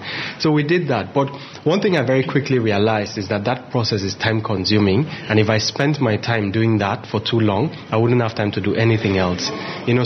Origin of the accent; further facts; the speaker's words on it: Akwa Ibom, Nigeria; I'm from Akwa, but I'm not from Calabar